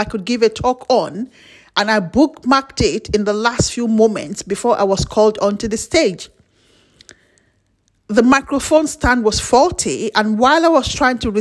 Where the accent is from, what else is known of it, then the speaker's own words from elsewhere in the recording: Nigeria; As a Nigerian